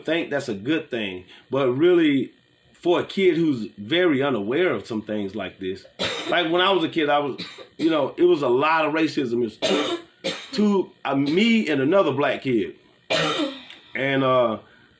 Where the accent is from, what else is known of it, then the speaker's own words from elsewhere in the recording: Gulf Coast, United States; I'm from the Gulf Coast.